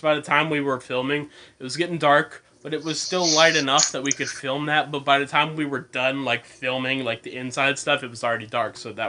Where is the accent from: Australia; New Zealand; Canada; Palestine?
Australia; I'm Australian.